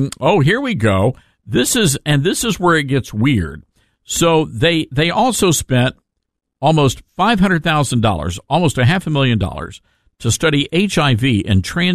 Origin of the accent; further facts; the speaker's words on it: Toledo, Iowa, United States; I received a couple of voicemails from Stern's listeners in my hometown of Toledo, Iowa.